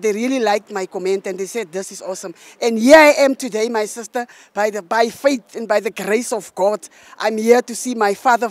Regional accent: South Africa; also born or lived in Pretoria; I'm from South Africa, but I stay in Pretoria

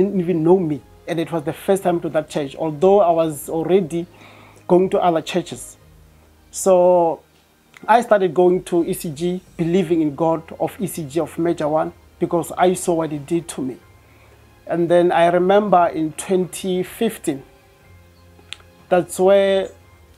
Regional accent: Venda, Limpopo, South Africa; moved away as an adult; now in Pretoria, South Africa; I'm from Venda, but I'm residing in Pretoria

